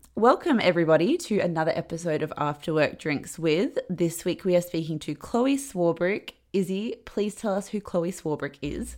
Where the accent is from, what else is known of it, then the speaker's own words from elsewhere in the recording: Perth, Western Australia, Australia; moved away as an adult; also born or lived in Sydney; I'm from I'm from Perth. I'm in Perth at the moment, but I was in Sydney for like the last ten years